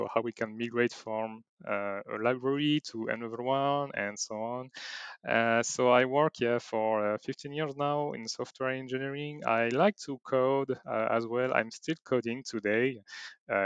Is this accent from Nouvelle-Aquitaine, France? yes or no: yes; Bordeaux, Nouvelle-Aquitaine, France; I'm from France, in Bordeaux, to be accurate